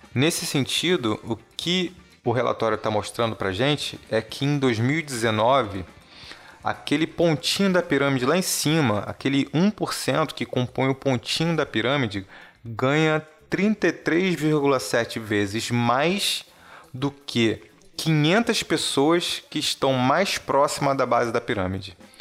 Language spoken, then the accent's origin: Portuguese; Brazil; você como brasileiro, assim como eu